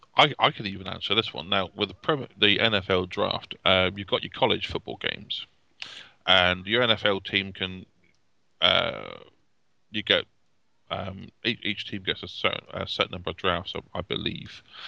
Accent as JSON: {"language": "English", "country": "United Kingdom", "said": "as a Brit"}